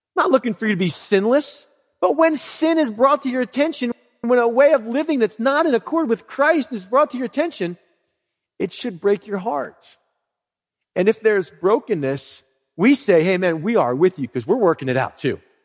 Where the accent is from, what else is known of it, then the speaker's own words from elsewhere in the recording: Philadelphia, Pennsylvania, United States; I'm from Philly